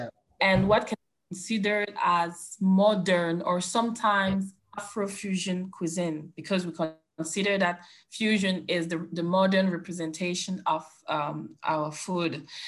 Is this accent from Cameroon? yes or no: yes; Cameroon; I'm from Cameroon